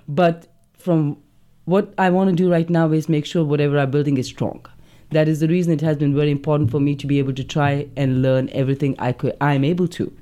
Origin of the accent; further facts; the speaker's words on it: Delhi, India; moved away; from Delhi, I'm from North India